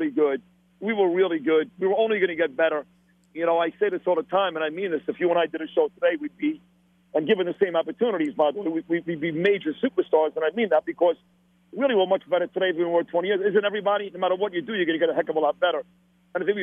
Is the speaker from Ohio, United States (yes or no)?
no; New York City, New York, United States; accent: Brooklyn; my Brooklyn accent